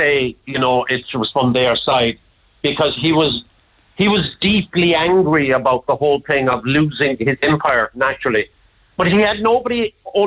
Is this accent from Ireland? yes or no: yes; Kilmichael, Munster, Ireland; also born or lived in Macroom; It's my hometown, Macroom. I grew up in a place called Kilmichael